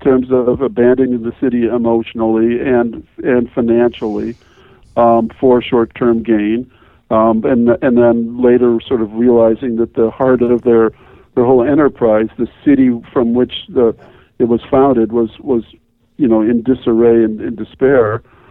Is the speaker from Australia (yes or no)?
no; Wisconsin, United States; also born or lived in Detroit, Michigan; even though I was born in Detroit, I spent most of my childhood in Wisconsin, and I'm a Packer guy.